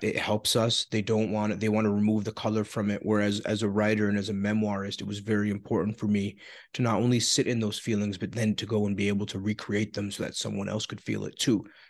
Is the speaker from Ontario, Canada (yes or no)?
yes; Toronto, Ontario, Canada; I was born in Scarborough